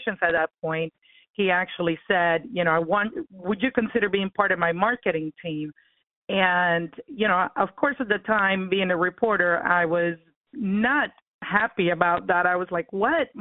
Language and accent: English; Cuba; now in United States; I was born in Cuba. I'm actually a Cuban-American. And yeah, so my kids are first generation, but I am an immigrant